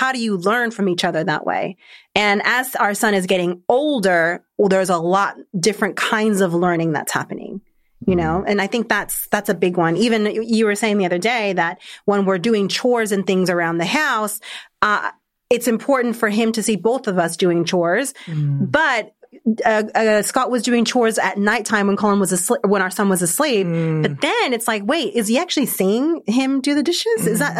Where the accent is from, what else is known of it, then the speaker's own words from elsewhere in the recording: Argentina; Like I'm originally from Argentina, so very Latin culture.